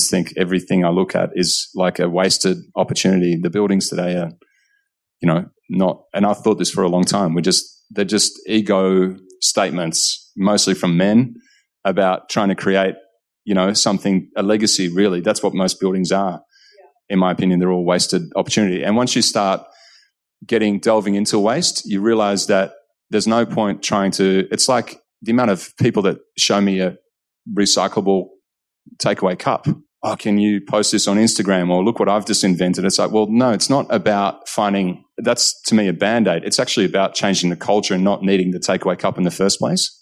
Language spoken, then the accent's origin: English; Netherlands; also born or lived in Monbulk, Victoria, Australia; now in Australia; growing up in Holland